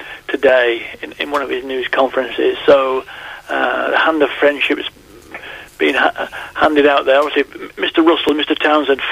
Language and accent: English; Clitheroe, North West England, United Kingdom; moved away; my hometown of Clitheroe